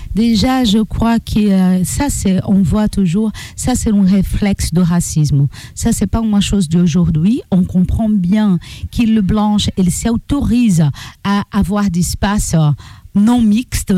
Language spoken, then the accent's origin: French; Brazil; French is a second language; moved away as an adult; now in Amiens, France; Je suis afro-brésilienne